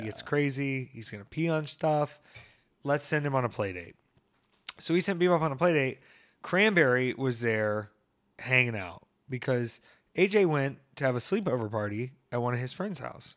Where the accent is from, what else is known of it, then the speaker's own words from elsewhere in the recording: Greer, South Carolina, United States; I grew up in Greer, Peter, out there in Greer by the G S P airport